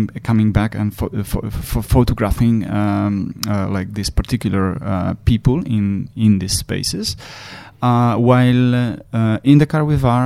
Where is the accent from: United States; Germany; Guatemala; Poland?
Poland; I come from Poland